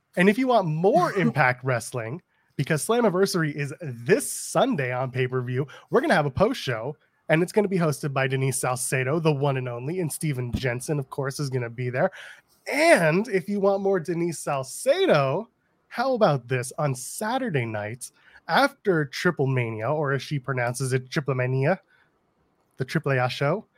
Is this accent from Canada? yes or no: yes; Canada; I'm a Canadian